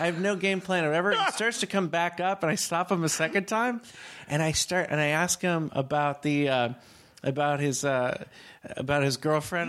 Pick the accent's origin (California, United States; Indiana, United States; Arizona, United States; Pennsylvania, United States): California, United States; Northern; now in Manhattan Beach, United States; I'm from Northern California